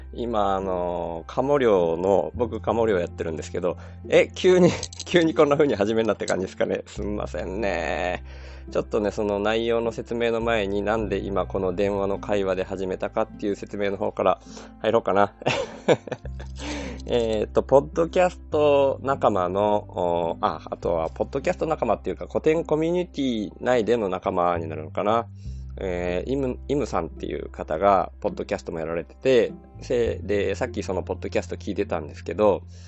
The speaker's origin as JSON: {"language": "Japanese", "town": "Kobayashi", "region": "Miyazaki", "country": "Japan", "tie": "born or raised there", "also_born_or_lived": "Ibaraki", "accent": "Miyazaki dialect (Nojiri dialect)", "moved": "as an adult", "said": "僕はあの現在は小林市に吸収された、えー、野尻町っていう町に、の生まれ育ちなんですよだから野尻弁っていうことになるんですね"}